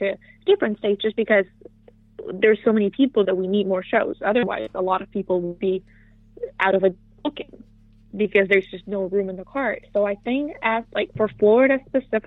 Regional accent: Costa Rica; moved away; I got to wrestle in my home country, which is Costa Rica

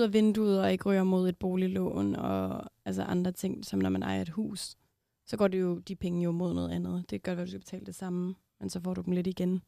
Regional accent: Copenhagen, Capital Region of Denmark, Denmark; Jeg var selv fra Amager.

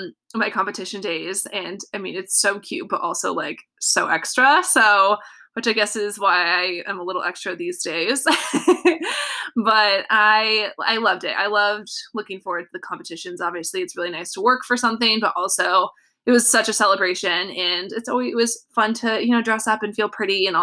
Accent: Southern California, United States; I grew up in Southern California

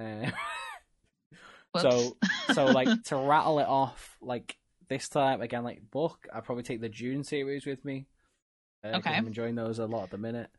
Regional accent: Liverpool, North West England, United Kingdom; I'm British and I'm from Liverpool, so, you know, we like football where I'm from

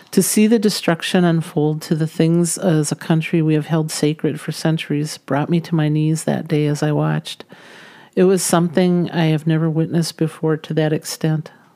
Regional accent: United States; as American citizens

